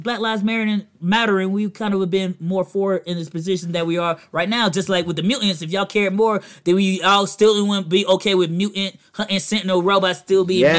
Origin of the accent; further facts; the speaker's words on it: Virginia, United States; From where I'm from, we don't have these washing machines.